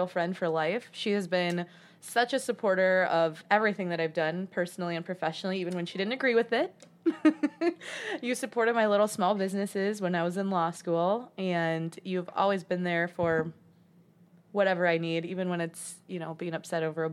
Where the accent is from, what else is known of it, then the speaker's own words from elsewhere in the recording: Downriver, Michigan, United States; I'm also from Michigan, born and raised downriver.